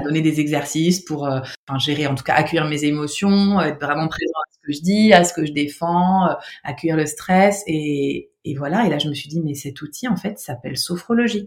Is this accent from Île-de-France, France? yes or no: no; Nancy, Grand Est, France; moved away; j'étais à Nancy, hein. moi, je suis de Nancy, de, Lorraine.